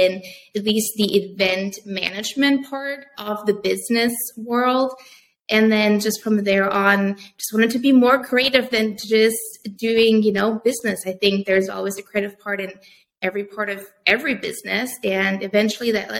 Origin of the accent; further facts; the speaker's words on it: Germany; moved away as an adult; now in United States; I am originally from Germany. So I did go to a U.S. college.